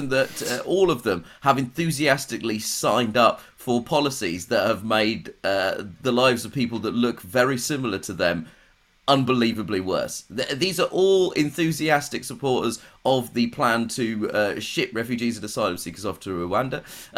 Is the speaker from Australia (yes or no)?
no; United Kingdom; as a British person who is famously of an ethnic minority